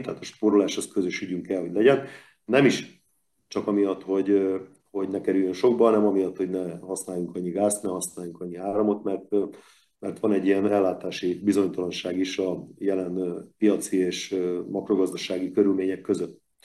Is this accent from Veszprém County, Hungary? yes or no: yes; Veszprém, Veszprém County, Hungary